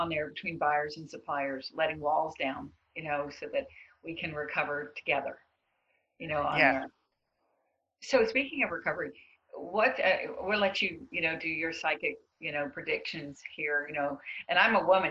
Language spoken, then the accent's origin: English; the South, Southern United States, United States; I'm a Southerner